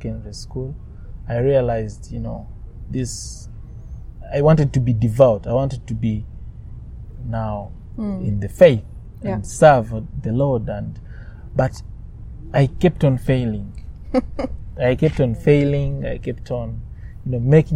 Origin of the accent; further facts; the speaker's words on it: Mbarara, Western Region, Uganda; I was born in Mbarara. Mbarara is a part in western Uganda. And just like many parts of Uganda, it's religious. So I was brought up in a very religious home